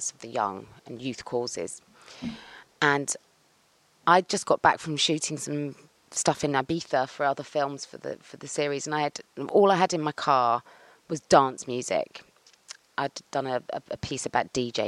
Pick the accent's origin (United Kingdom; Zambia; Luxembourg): United Kingdom; Cheltenham, South West England; I'm from Cheltenham